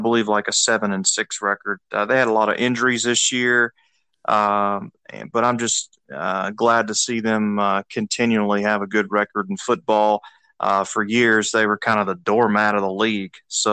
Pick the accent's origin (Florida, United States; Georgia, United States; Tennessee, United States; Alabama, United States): Tennessee, United States; Memphis; All right. Well, I'm originally from the Memphis, Tennessee area